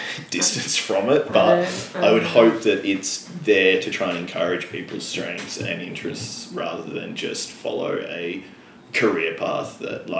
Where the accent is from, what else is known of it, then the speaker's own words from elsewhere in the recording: Perth, Western Australia, Australia; growing up in Perth, where, like, there's such a strong mining and resources thing